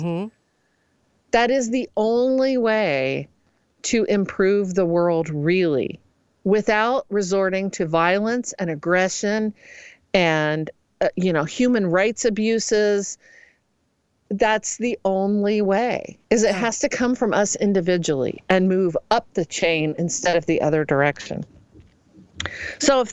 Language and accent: English; Midwest, United States; I'm truly from the Midwest